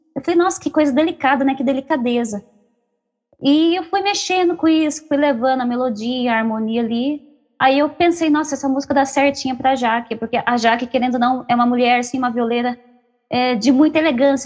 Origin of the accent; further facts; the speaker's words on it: Socorro, São Paulo, Brazil; eu sou da cidade de Socorro, interior de São Paulo